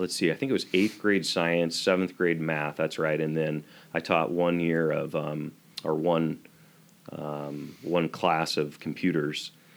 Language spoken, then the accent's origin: English; eastern Washington, United States; also born or lived in Spokane, Washington / Odessa, Washington / LaCrosse, Washington / Lacey, Washington; I grew up in eastern Washington. I was born in Spokane.